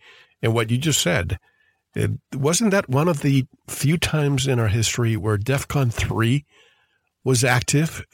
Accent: Puerto Rico; the island where I grew up in Puerto Rico

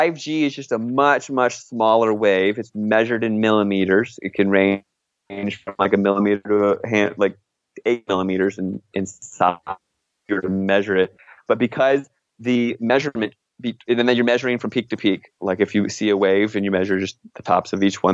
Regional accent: Virginia, United States; moved away; back home where I grew up in Virginia

